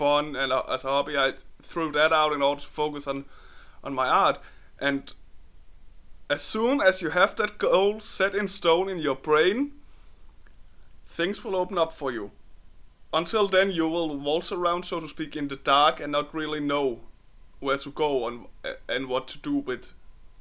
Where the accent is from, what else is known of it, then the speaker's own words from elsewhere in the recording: Denmark; I come from Denmark